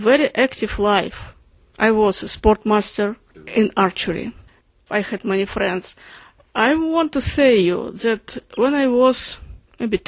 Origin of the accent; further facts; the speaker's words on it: Russia; when I grew up in Russia